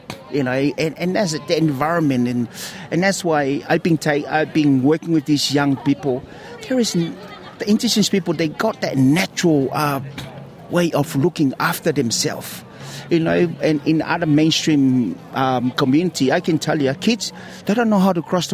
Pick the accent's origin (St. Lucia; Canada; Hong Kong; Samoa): Samoa; now in Australia; I grew up in Samoa